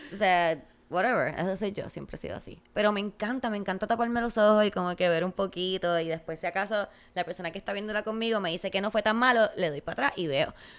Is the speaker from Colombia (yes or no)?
no; Puerto Rico; Como puertorriqueños